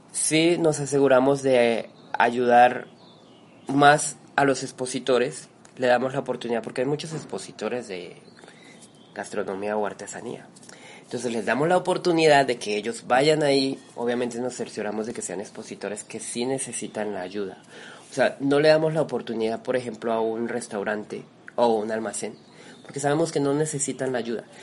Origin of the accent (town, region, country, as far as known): Colombia; now in Mexico